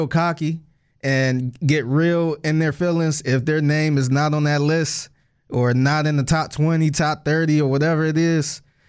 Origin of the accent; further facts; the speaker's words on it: Cleveland, Ohio, United States; as an artist growing up in Cleveland